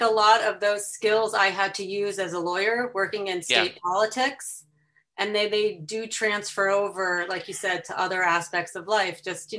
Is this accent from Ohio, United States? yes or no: no; Chicago, Illinois, United States; accent: Chicago; also born or lived in Washington, D.C.; So I was born in the DC area, but spent most of my growing up outside Chicago.